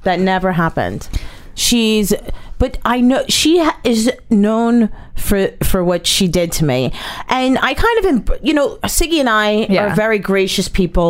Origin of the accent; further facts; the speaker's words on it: New Jersey, United States; I'm from New Jersey, right? I've never left New Jersey.